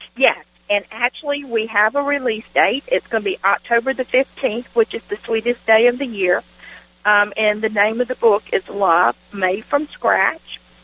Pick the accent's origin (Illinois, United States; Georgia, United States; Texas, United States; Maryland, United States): Georgia, United States; Washington; the little country church I grew up in in Washington, Georgia. I grew up in the rural part of Wilkes County